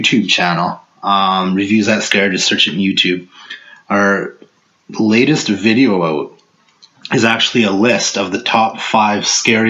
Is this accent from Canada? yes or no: yes; Canada; as we are Canadian